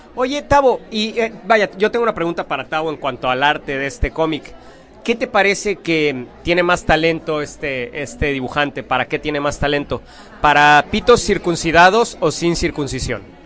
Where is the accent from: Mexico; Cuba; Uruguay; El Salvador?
Mexico; lo bonito que somos los mexicanos